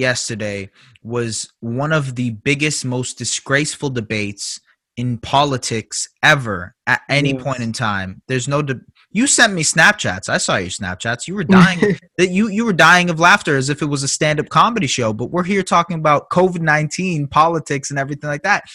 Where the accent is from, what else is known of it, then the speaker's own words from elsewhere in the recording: Iran; now in Canada; I'm a man from Iran. I was born in Iran.